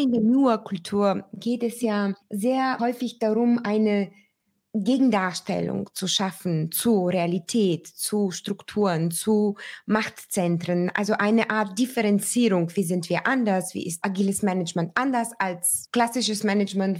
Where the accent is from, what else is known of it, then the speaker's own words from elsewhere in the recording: Bulgaria; moved away; mein Heimatland Bulgarien